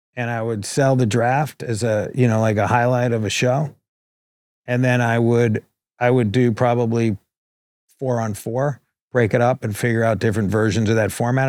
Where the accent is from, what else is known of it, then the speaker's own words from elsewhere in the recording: New York, United States; now in Los Angeles, United States; I grew up on the Upper East Side